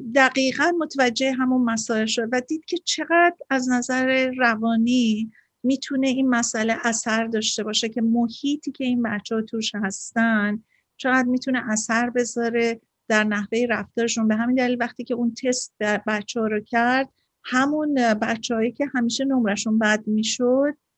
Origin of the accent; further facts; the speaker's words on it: Iran; now in United States; من ایرانیم